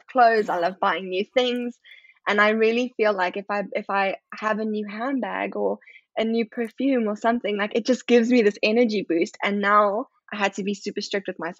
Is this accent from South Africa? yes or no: yes; South Africa; moved away; I'm obviously South African